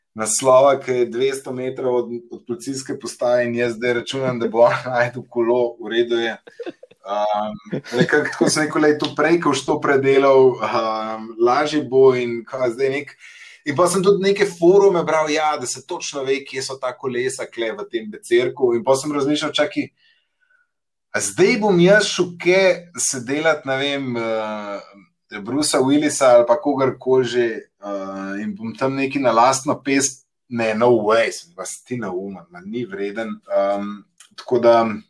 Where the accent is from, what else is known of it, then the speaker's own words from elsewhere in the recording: Central Slovenia, Slovenia; now in Ljubljana, Slovenia; jaz sem iz Škofalca